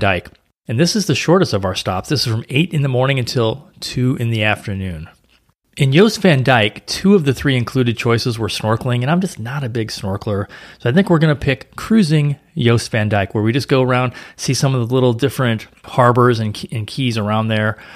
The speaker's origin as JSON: {"language": "English", "town": "St. Louis", "region": "Missouri", "country": "United States", "tie": "born or raised there", "moved": "yes", "lives_now": "Florida, United States", "said": "in the Midwest, like where I grew up in Saint Louis"}